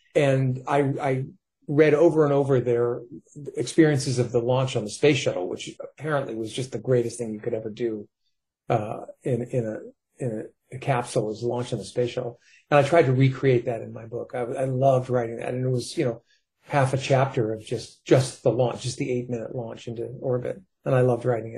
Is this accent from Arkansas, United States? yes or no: no; New York, United States; now in California, United States; I grew up in New York. I had to move to California just to get away from those voices